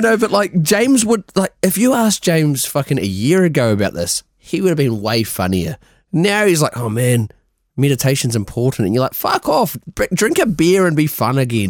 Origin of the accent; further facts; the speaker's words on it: New Zealand; moved away; we're from New Zealand